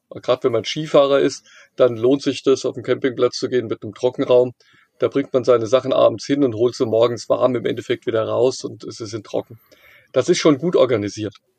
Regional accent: near Frankfurt, Hesse, Germany; ich komme hier aus der Nähe von Frankfurt

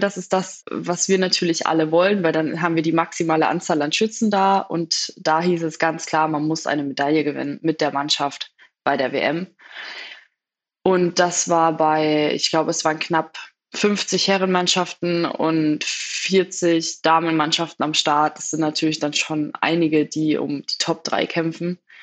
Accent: Feucht, Bavaria, Germany; Meine Eltern waren zur damaligen Zeit Vorstände bei den Bogenschützen in Feucht. Das ist bei Nürnberg, für die, die Feucht nicht kennen. Das ist, glaube ich, eine Hochburg, ne? was Bogenschießen angeht. es gibt auf jeden Fall einen großen Bogensportverein dort, ja. Und ich bin quasi auf dem Bogenplatz aufgewachsen

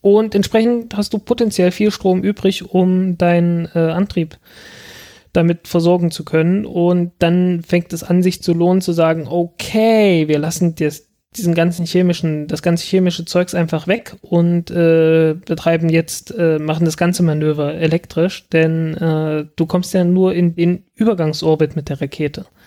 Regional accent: south of Saxony-Anhalt, Germany; moved away as an adult; now in Berlin, Germany; das ist auch im Süden von, von Sachsen-Anhalt so, dass so. man da durchaus Eierkuchen sagt. Also ich bin, ich bin mit Eierkuchen aufgewachsen

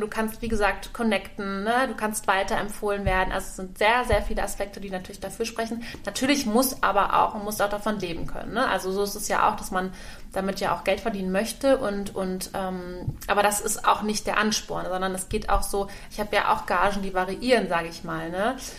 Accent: Kamp-Bornhofen, Rhineland-Palatinate, Germany; meine Heimat ist, ist Kap Bornhofen am Rhein in der Nähe von Koblenz

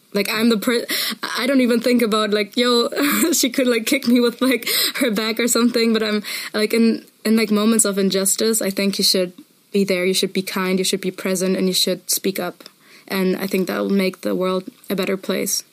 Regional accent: Munich, Bavaria, Germany; I come from Munich.

